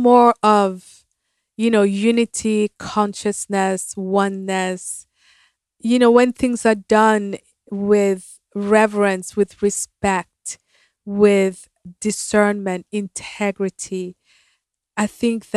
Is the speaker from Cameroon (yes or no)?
yes; Cameroon; moved away as an adult; now in United States; when I first moved to America, I'm from Cameroon, Africa